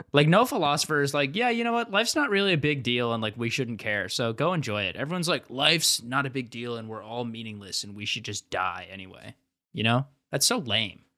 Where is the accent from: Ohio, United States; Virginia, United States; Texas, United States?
Ohio, United States; I'm from Ohio